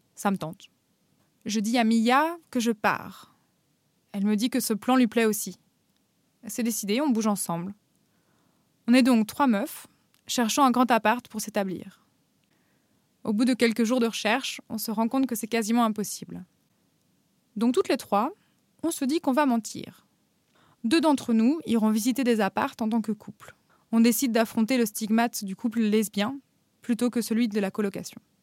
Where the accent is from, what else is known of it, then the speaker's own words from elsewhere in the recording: Paris, Île-de-France, France; moved away as an adult; also born or lived in Normandy; now in Berlin, Germany; J'ai grandi à Paris, puis en Normandie, et je vis maintenant à Berlin.